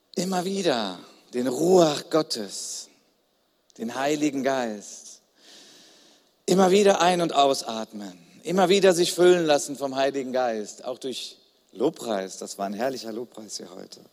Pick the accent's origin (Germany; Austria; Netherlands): Germany; Ich bin Deutscher, ich stehe dazu, das ist Teil meiner Identität